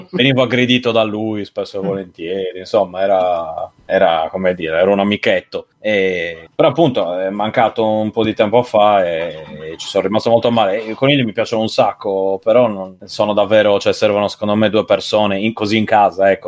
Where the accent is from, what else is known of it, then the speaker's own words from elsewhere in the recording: Cagliari, Sardinia, Italy; moved away; quello che ho a Cagliari, quando torno a casa